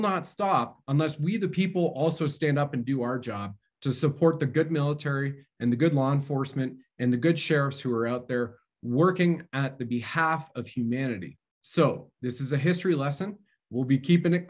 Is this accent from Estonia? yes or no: no; Canada; as a Canadian